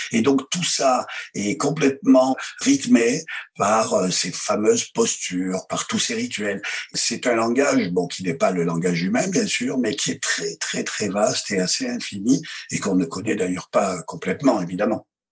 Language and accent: French; France; chez nous, en France